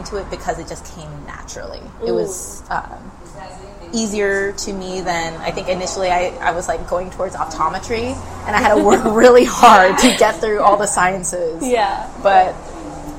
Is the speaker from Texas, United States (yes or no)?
yes; Pearland, Texas, United States; also born or lived in Panama City, Panama; I was born there, but I grew up in Pearland, Texas